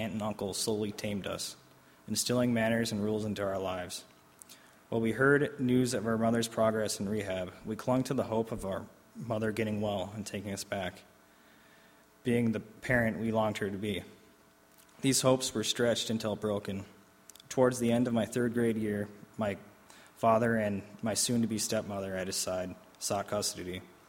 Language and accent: English; Albany, New York, United States; born there; I was born in 1989 in Albany, New York, into a broken home.